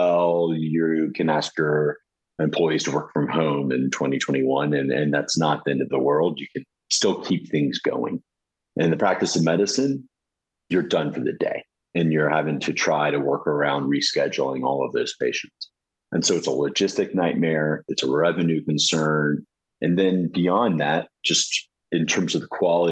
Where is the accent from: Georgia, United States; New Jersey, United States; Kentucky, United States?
Georgia, United States; Atlanta; So I'm originally from Atlanta, Georgia